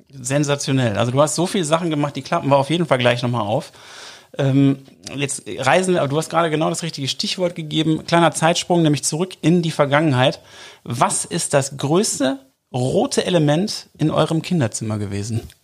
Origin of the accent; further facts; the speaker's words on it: Oberhausen, North Rhine-Westphalia, Germany; ich komme übrigens aus Oberhausen